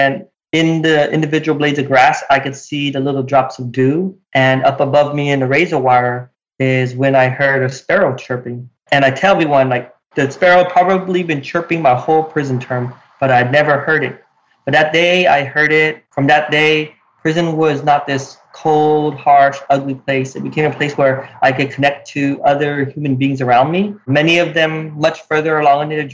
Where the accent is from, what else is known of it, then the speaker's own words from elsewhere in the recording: Utah, United States; growing up in Utah